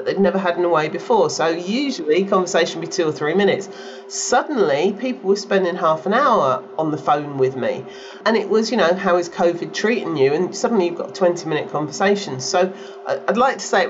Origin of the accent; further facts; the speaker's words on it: United Kingdom; I'm a Brit